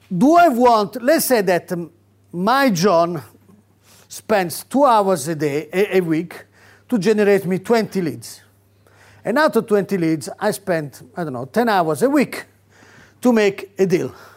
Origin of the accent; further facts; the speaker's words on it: Rome, Lazio, Italy; now in United Kingdom; I come from Catholic Rome